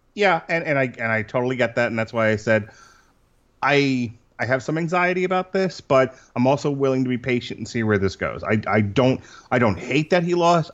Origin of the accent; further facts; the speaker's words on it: Long Island, New York, United States; moved away; I'm originally from Long Island, New York.